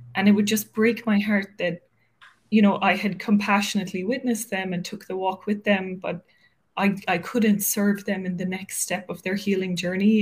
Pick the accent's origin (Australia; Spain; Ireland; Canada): Ireland; Cork, Munster; moved away as an adult; also born or lived in Dublin, Ireland / Wicklow, Ireland; now in New York, United States; I grew up in Cork